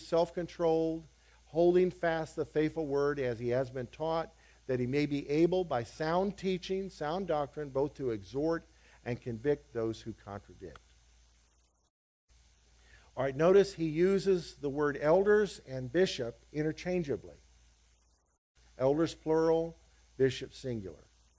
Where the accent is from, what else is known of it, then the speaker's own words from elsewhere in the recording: Liberia; As a kid, I grew up in West Africa, and to my horror, as a kid, as a little boy, I saw the Americanization of the African church in the West African country where we were, of Liberia.